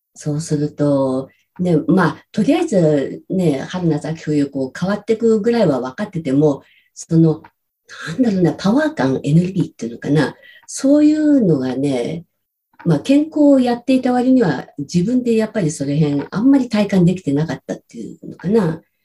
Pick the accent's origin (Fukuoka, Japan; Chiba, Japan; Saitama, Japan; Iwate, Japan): Saitama, Japan; rural; moved away as an adult; also born or lived in Tokyo; 埼玉のど田舎です。